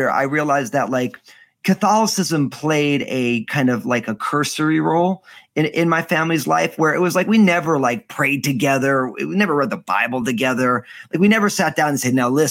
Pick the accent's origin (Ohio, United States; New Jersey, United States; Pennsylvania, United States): New Jersey, United States; moved away as an adult; I was born and raised in the great state of the People's Republic of New Jersey. So Northeast guy